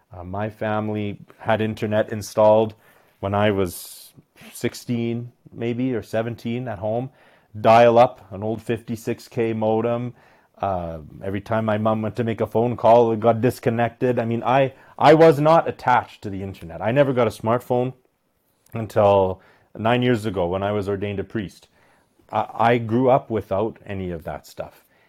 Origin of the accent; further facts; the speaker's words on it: Medicine Hat, Alberta, Canada; I was born and raised in Medicine Hat, Alberta